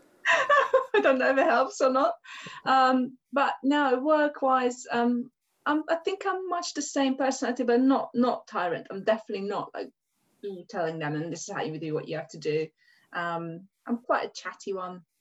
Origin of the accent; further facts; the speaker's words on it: Hungary; English is a second language; moved away as an adult; now in England; I'm Hungarian, um, and I came over to England in 1996 when I was 19 years old.